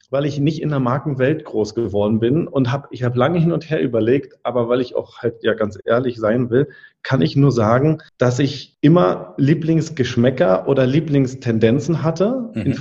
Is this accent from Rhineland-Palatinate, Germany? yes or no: no; Berlin, Germany; bin ja gebürtiger Berliner